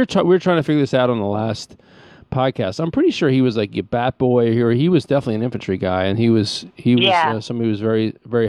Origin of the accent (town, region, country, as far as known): New Jersey, United States